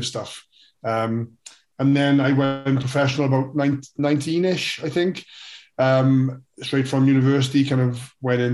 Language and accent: English; Wales, United Kingdom; I, as every Welsh kid does, gets force-fed rugby from an early age. So it became all that mattered in the world was rugby when you're growing up in Wales